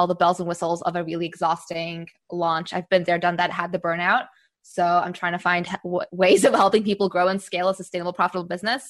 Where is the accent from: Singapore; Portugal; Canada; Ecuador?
Singapore; also born or lived in United States / Czech Republic; now in Amsterdam, Netherlands; I'm based in Amsterdam in the Netherlands, although I grew up in Singapore and all over the US and also Czech Republic.